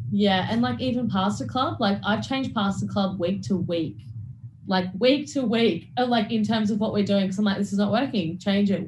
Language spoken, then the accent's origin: English; Toowoomba, Queensland, Australia; I grew up in Toowoomba, in which was in Queensland